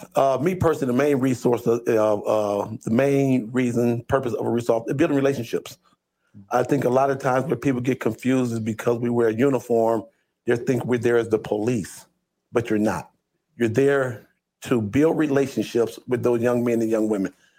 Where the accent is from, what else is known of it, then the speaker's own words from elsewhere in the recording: Toledo, Ohio, United States; I was born and raised here in Toledo, Ohio.